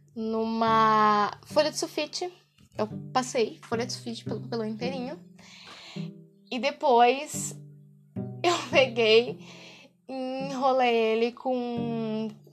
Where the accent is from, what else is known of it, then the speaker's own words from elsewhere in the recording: interior of São Paulo, Brazil; eu sou do interior de São Paulo